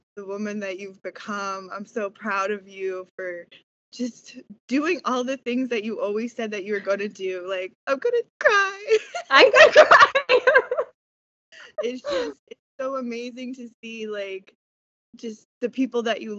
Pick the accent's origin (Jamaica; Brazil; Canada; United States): Canada; East Coast Canada; also born or lived in New Brunswick; I am from East Coast Canada